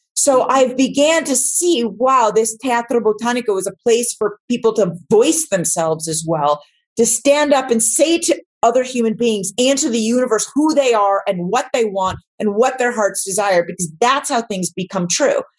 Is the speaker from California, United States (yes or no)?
yes; Los Angeles, California, United States; growing up in West LA, I didn't know it was exotic.